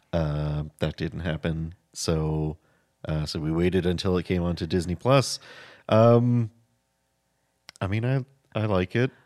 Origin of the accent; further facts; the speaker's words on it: Hamilton, Ontario, Canada; We're from Hamilton, Ontario